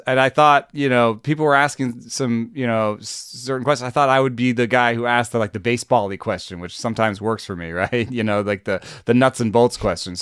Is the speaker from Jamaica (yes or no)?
yes; Jamaica; moved away; I grew up in Jamaica.